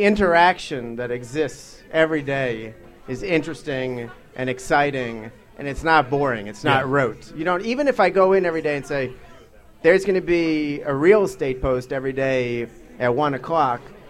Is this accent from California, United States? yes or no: no; Long Island, New York, United States; moved away as an adult; now in Washington, D.C., United States; I spent most of my formative years in Long Island